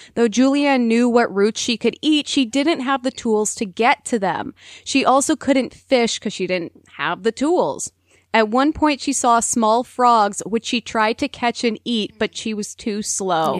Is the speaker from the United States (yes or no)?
yes; Minnesota, United States; being a Minnesotan